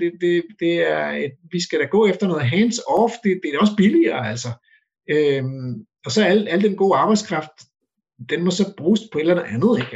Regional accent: Denmark

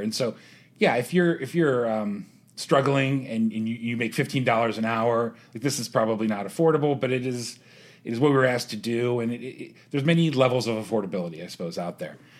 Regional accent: Pittsburgh, Pennsylvania, United States; moved away as an adult; also born or lived in Youngstown, Ohio; now in Columbus, United States; I was born in Youngstown, but I grew up in Pittsburgh

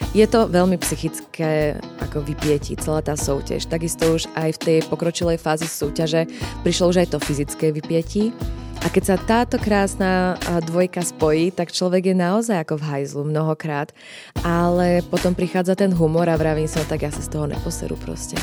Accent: Slovakia; som Slovenka, rozprávam po slovensky

